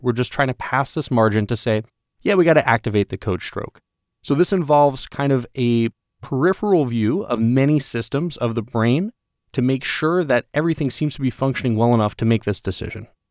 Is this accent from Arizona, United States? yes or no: no; New York, United States; I'm from New York